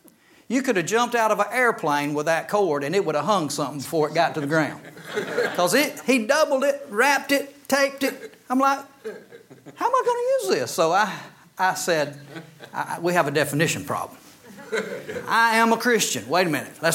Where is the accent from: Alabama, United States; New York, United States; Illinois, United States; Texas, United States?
Alabama, United States; Gadsden; I was born in Holy Name of Jesus Hospital in Gadsden, Alabama